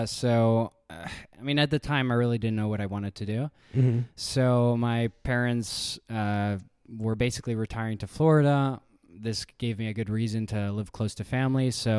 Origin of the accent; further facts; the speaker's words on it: Hungary; also born or lived in Chicago, United States; And so I was born in Chicago, lived there for a year. And then my father got an opportunity to work out in Hungary.